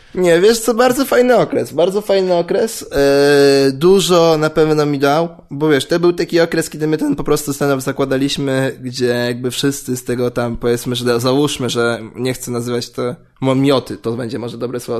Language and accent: Polish; Warsaw, Masovian Voivodeship, Poland; pochodzę, nie pochodzę z- nie z południa Warszawy, ale tam się wychowałem